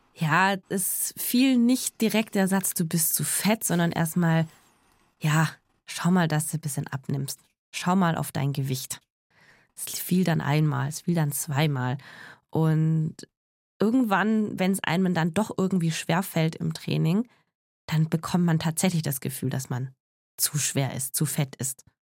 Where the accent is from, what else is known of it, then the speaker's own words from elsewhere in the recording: Tübingen, Baden-Württemberg, Germany; also born or lived in Eningen; now in Stuttgart, Germany; ich bin in Tübingen geboren und lebe in Stuttgart